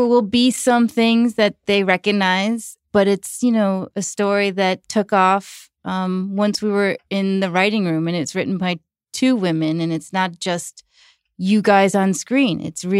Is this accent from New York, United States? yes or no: yes; New York, United States; how our friends, you know, dealt with divorce and growing up in New York.